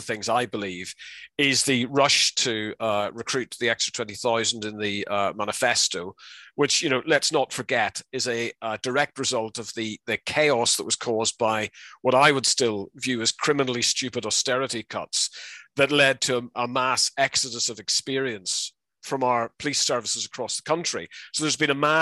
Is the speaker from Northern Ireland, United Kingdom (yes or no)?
yes; Fermanagh, Northern Ireland, United Kingdom; accent: Northern Irish; moved away as an adult; also born or lived in Durham; you can probably tell from my accent, which you're very good at simulating, that I'm from Northern Ireland. I was born in Fermanagh, close to the border, and brought up when the troubles ran hot.